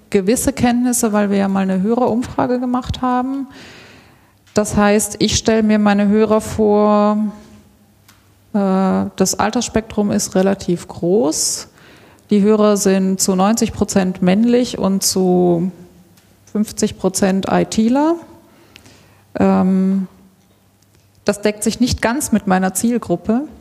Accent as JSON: {"language": "German", "town": "Karlsruhe", "region": "Baden-Württemberg", "country": "Germany", "tie": "born there", "also_born_or_lived": "Switzerland", "lives_now": "Stuttgart, Germany", "said": "1978 in Karlsruhe. Ich lebe in Stuttgart. Ähm, genau, und ich habe einen Teil meiner Kindheit in der Schweiz verbracht, also ich kann die Schweiz hier so ein bisschen repräsentieren."}